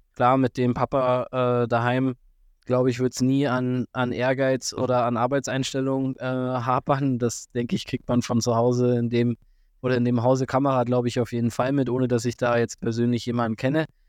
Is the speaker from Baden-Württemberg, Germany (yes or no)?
no; Füssen, Bavaria, Germany; bei uns in Füssen